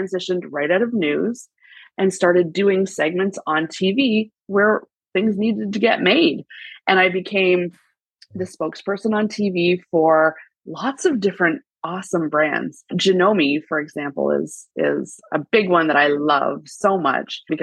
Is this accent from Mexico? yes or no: no; Canada; as a Canadian girl